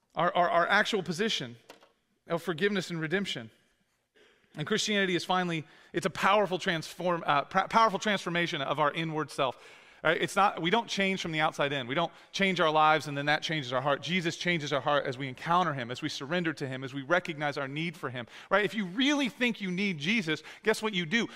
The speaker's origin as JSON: {"language": "English", "country": "United States", "tie": "born or raised there", "said": "I was born in America"}